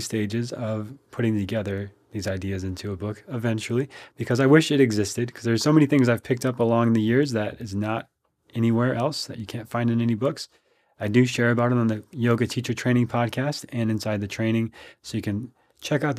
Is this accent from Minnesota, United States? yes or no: yes; Minnesota, United States; now in Austin, United States; I grew up in Minnesota, so I'm used to the cold weather